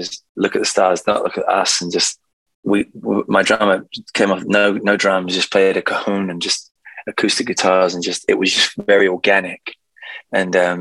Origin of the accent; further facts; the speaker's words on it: London, United Kingdom; I've just come back to sunny London. So I'm really happy to be back in my hometown